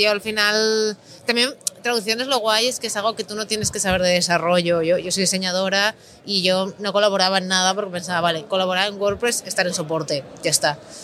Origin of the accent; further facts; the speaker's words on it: Galicia, Spain; now in Barcelona, Spain; yo soy gallega